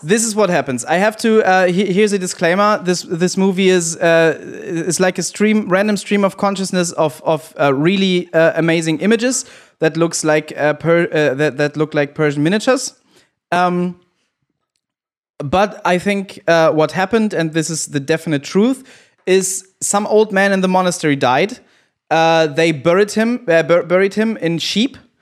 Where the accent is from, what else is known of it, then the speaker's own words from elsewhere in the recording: Germany; I'm the one from Germany here.